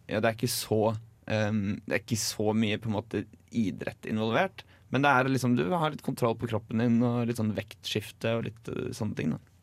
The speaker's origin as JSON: {"language": "Norwegian", "town": "Drammen", "region": "Buskerud", "country": "Norway", "tie": "born or raised there", "moved": "yes", "said": "hjembygda mi, Drammen"}